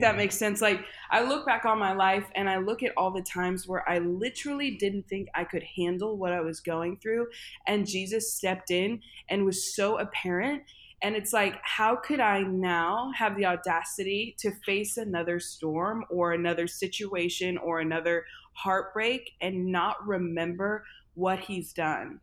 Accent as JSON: {"language": "English", "town": "St. Louis", "region": "Missouri", "country": "United States", "said": "I am from St. Louis, Missouri. I grew up in a really, really musical family."}